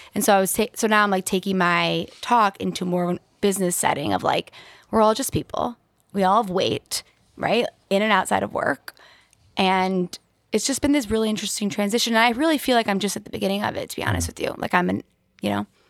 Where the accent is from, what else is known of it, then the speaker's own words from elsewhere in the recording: West Bloomfield, Michigan, United States; I grew up in West Bloomfield